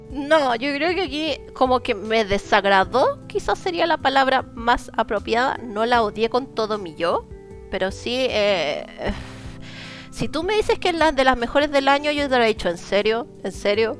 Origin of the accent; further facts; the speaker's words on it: Chile; así como chilena